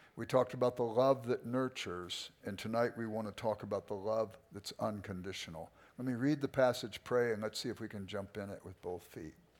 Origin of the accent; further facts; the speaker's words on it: Los Angeles, California, United States; I grew up in South Central